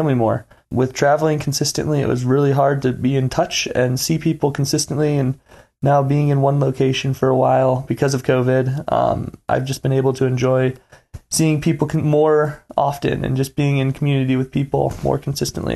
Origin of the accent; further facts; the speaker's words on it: Lake Michigan, Midwest, United States; now in Bozeman, United States; my childhood of growing up on Lake Michigan